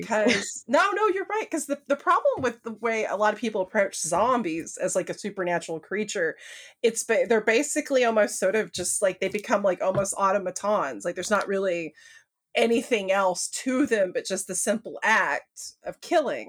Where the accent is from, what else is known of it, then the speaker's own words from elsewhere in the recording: American South, United States; I'm from the American South, which is, like, the Bible Belt